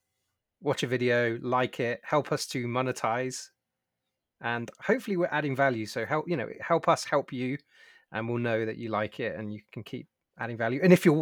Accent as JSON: {"language": "English", "country": "United Kingdom", "moved": "yes", "lives_now": "San Diego, United States", "said": "as a British man"}